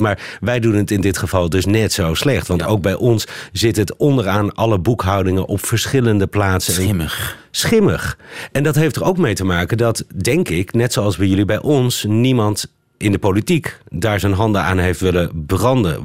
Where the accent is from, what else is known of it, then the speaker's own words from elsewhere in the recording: Netherlands; wij Nederlanders